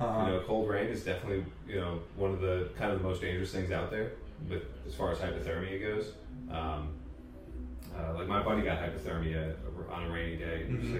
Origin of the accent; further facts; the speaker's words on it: Nashua, New Hampshire, United States; Yeah, I'm from Nashua originally. Moved there when I was like 5.